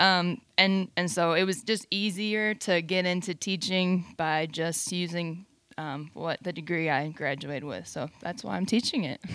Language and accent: English; Fort Wayne, Indiana, United States; also born or lived in East Lansing, Michigan; now in Texas, United States; I grew up, though, in Fort Wayne, Indiana.